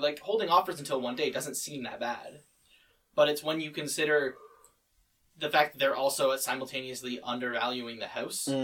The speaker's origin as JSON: {"language": "English", "town": "Oakville", "region": "Ontario", "country": "Canada", "tie": "born or raised there", "said": "the house where we were living when I was born was in Oakville."}